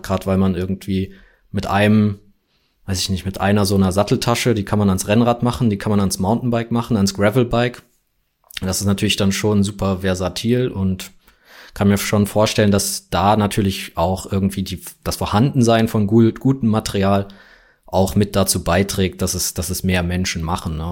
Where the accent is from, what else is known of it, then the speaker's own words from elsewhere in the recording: Frankfurt, Hesse, Germany; ich komme ja aus Deutschland, aus Frankfurt